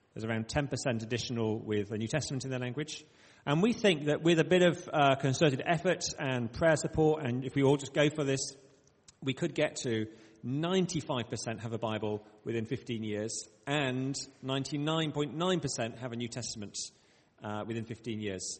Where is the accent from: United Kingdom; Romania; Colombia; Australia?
United Kingdom; Bradford, Yorkshire and the Humber; accent: short vowel sounds; now in Oxford, United Kingdom; I do have sometimes some short vowel sounds despite living in the south. I say grass, not grass, because I grew up in Bradford.